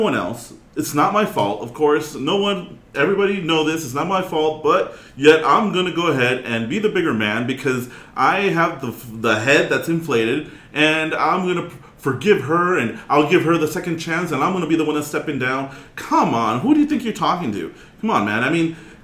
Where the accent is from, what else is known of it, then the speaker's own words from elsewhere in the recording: Southern California, United States; I'm from Southern California